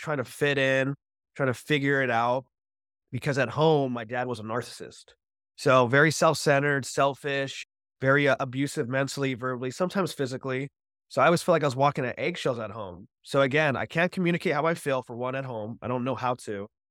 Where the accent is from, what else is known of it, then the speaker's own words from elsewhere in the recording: Orange County, California, United States; I grew up in Orange County, California